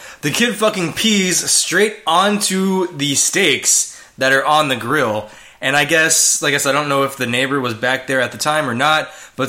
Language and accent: English; Houston, Texas, United States; moved away; the Astros obviously are my team because I'm from Houston. Grew up watching them.